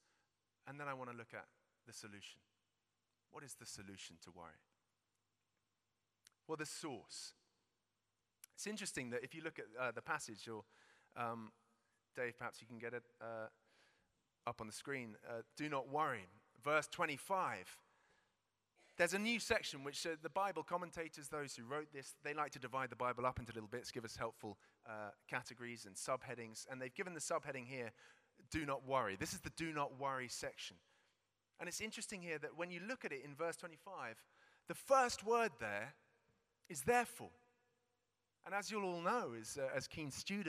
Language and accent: English; United Kingdom; We're British.